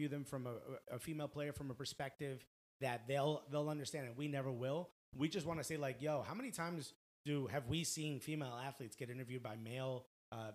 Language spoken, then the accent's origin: English; New York, United States; I'm a kid from New York